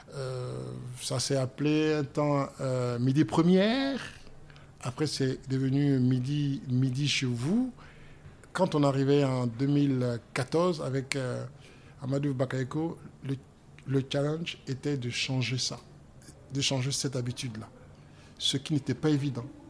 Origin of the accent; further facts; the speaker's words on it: Yaou, Comoé, Côte d’Ivoire; moved away; je suis né euh, à Yaou exactement, et je suis abouré